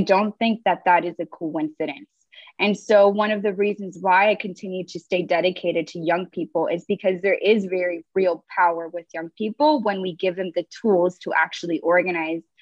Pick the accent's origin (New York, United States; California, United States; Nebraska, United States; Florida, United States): California, United States; Los Angeles; I'm originally from Los Angeles, California. I'm a daughter of um, parents from Mexico and Guatemala.